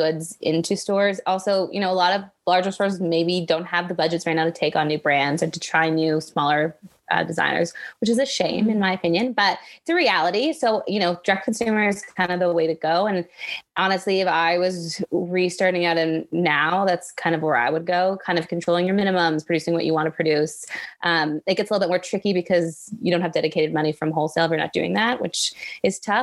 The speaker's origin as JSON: {"language": "English", "town": "Richmond Hill", "region": "Ontario", "country": "Canada", "tie": "born or raised there", "also_born_or_lived": "United States / Toronto / British Columbia", "said": "I only lived there till I was three. So I've pretty much lived in Canada my whole life"}